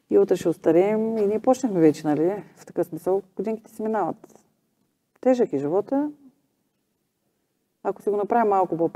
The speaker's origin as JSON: {"language": "Bulgarian", "country": "Bulgaria", "said": "Аз и по себе си го знам, че ние като българи не сме, нали, гордеем се с Христотичко, Вали Орнов, Стев Костадинова."}